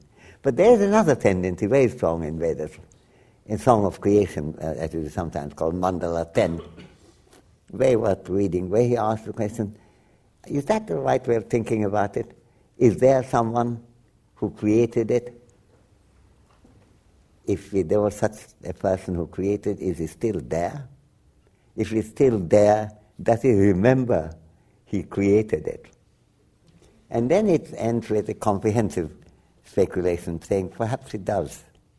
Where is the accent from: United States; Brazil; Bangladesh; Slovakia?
Bangladesh; Dhaka Division; first language Bengali; Bengali was my first language, and I have a strong Bangladeshi identity, too, since my family is from Dhaka.